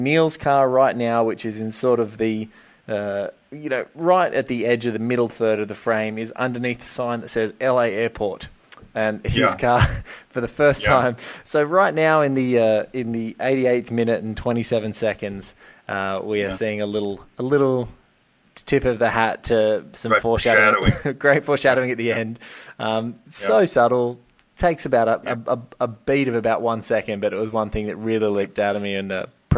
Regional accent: Australia; I'm from Australia. I think the widest road we have in Australia is maybe 4 lanes long.

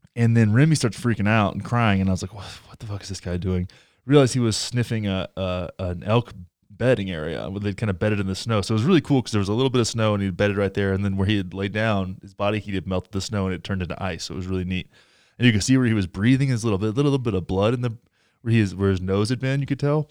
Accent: Texas, United States; moved away; I grew up in, I grew up in Texas

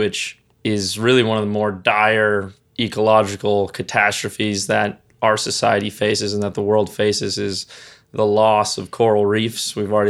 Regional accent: Freeport, Grand Bahama, Bahamas; heading straight for my hometown of Freeport, Grand Bahama, after having decimated the island next to mine, the Abacos.

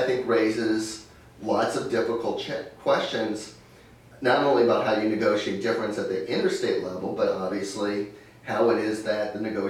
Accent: United States; as an American

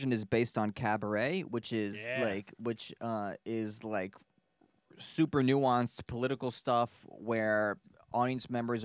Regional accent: United States; moved away as an adult; also born or lived in Germany; I'm American

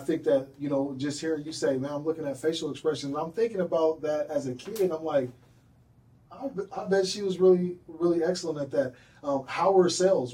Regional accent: North Aurora, Illinois, United States; I grew up in the inner city. You know, I grew up I, I grew up in North Aurora

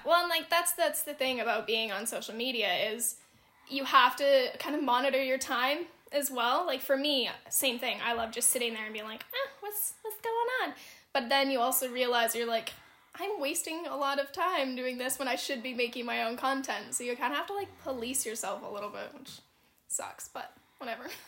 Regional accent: Canada; I'm Canadian

